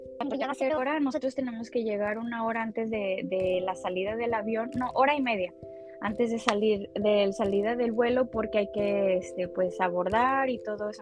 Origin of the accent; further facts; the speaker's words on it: Guadalajara, Jalisco, Mexico; moved away as an adult; now in California, United States; soy originaria de Guadalajara. Eh, actualmente vivo en California